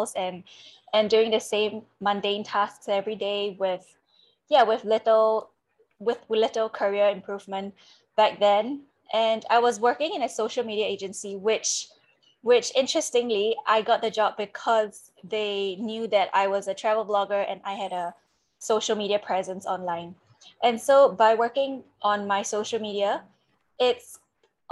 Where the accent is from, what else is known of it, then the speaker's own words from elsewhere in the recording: Singapore; moved away; I'm originally from Singapore and I did my semester in France